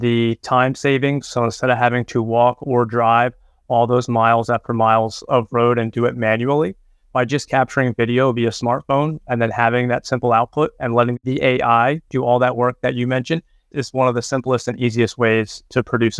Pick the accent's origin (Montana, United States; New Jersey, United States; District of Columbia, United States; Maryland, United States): New Jersey, United States; Clinton; also born or lived in New York / Pennsylvania / Ohio / Michigan; now in Greenville, United States; I'm originally from Clinton, New Jersey. I've lived in New York, Pennsylvania, Ohio, Michigan, Virginia, and now Greenville, South Carolina, where Michelin's North America headquarters are located.